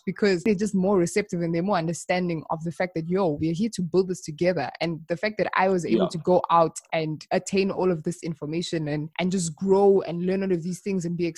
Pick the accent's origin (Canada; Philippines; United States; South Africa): South Africa; I was born here